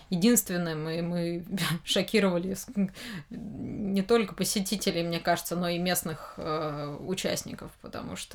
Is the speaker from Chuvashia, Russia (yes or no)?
no; Moscow, Russia; Э, потому что я из Москвы, и, ну, этот Женя... Э, Дим Яковлев, он в Питере больше, наверное, там, а я вот здесь как-то